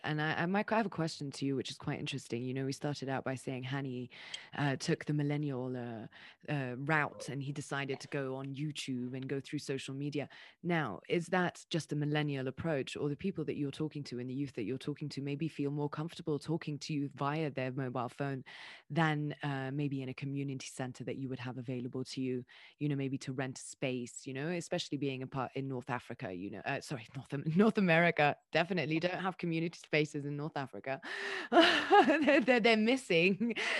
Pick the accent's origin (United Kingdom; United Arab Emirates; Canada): United Arab Emirates; Dubai; I was like born and raised in Dubai